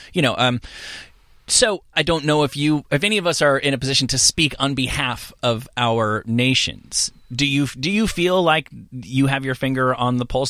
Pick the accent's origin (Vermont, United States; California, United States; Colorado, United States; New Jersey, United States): New Jersey, United States; moved away as an adult; also born or lived in New York; I'm from New Jersey, but I, I was an adult in New, came t-, into adulthood in New York.